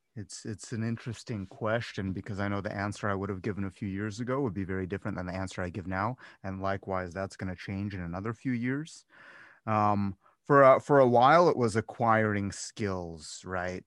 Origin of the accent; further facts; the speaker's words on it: Cleveland, Ohio, United States; moved away as an adult; also born or lived in Las Vegas; I'm from Cleveland, not originally from Cleveland, but I grew up in Cleveland.